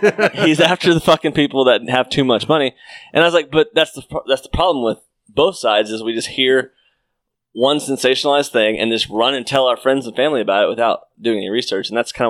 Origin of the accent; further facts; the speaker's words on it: Mount Vernon, United States; I'm from Mount Vernon.